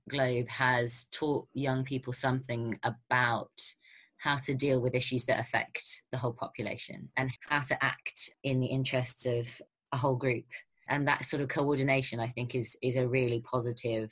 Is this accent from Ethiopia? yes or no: no; London, United Kingdom; a Londoner who lives in a tiny flat